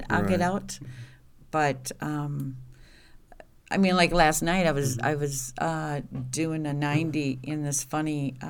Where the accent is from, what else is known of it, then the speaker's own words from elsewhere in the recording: Willard, Wisconsin, United States; I am from Willard.